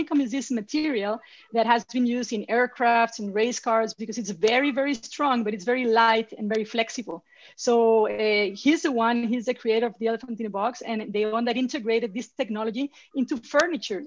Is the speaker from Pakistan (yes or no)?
no; Mexico City, Mexico; English is a second language; moved away as an adult; now in New York, United States; I'm Mexican. You know, I was born and raised in Mexico City